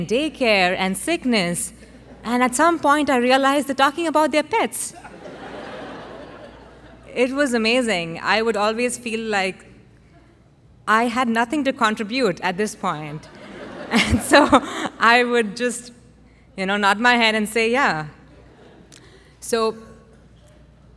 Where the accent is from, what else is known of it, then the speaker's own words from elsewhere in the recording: India; moved away as an adult; also born or lived in Austin, Texas; now in Houston, United States; I grew up in India, where animals live a very different life from us humans